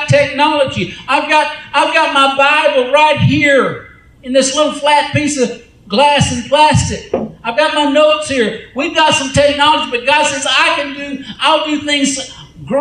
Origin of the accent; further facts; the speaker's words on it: United States; I'm from America